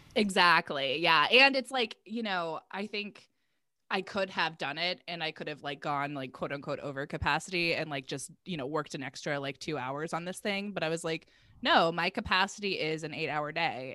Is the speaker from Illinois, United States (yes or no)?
no; Virginia, United States; I grew up in Virginia, and so there's also, like, kind of the southern, um, like, side of things